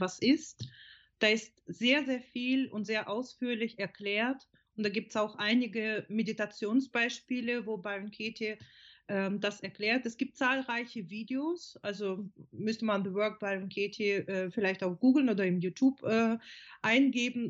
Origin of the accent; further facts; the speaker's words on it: Odesa, Odesa Oblast, Ukraine; German is a second language; moved away as an adult; now in Germany; also ich komme ursprünglich aus der Ukraine, bin vor ähm, fast 30 Jahren nach Deutschland gekommen